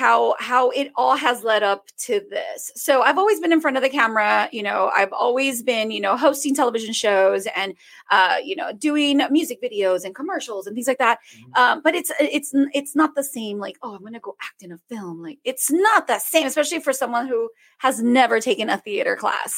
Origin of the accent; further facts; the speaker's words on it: Rio Grande Valley, South Texas, United States; It's in my neck of the woods in my hometown.